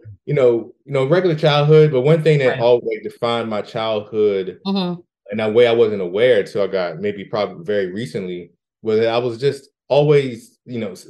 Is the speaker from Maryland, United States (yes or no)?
yes; the Washington, D.C. area, Maryland, United States; I'm from Maryland, the Washington, D.C. area. Lived there my entire life